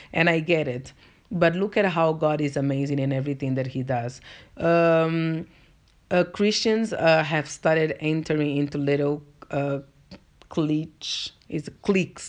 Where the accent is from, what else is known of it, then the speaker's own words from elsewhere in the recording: Angola; first language Portuguese; English is a second language; moved away as an adult; now in South Africa; I'm from Angola, and if you're not from Africa, Angola is a country in the African continent, and our first language is Portuguese. Uh, so that's why I've got an accent.